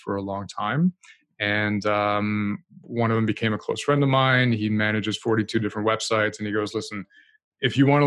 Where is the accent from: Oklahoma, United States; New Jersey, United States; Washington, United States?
New Jersey, United States; born or raised there; moved away as an adult; also born or lived in France / New York City; now in Canada